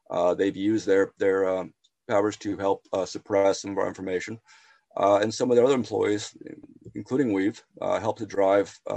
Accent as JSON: {"language": "English", "region": "Texas", "country": "United States", "said": "I'm from Texas."}